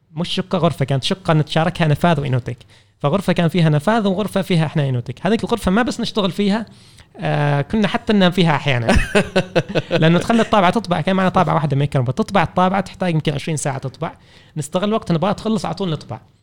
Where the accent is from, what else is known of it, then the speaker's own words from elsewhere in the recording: Oman; احنا كعمانيين